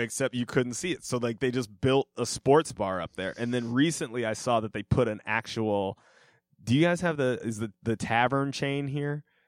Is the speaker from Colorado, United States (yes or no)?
yes; Denver, Colorado, United States; they're my hometown team